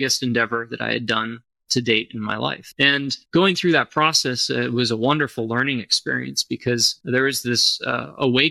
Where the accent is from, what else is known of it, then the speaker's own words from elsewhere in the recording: Austin, Texas, United States; I grew up in Austin, Texas. I've lived here pretty much my entire life.